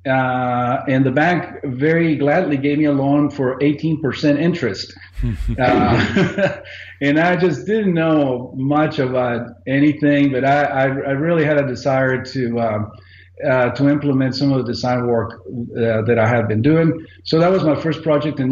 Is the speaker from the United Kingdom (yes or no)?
no; Mexico; moved away as an adult; I am originally from Mexico. I lived all over the country. My father was in the highway department, so we moved around